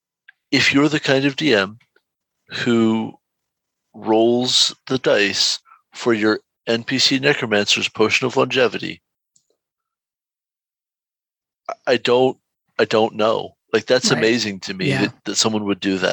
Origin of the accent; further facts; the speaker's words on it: United States; Speaking as American